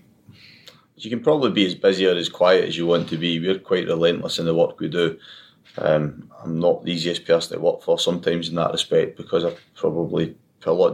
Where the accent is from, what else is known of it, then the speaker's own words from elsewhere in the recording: Bannockburn, Scotland, United Kingdom; also born or lived in Stirling / Falkirk; I'm Falkirk, Fowes, Stirling. So, and then I was brought up in Falkirk, Fowes, Bannockburn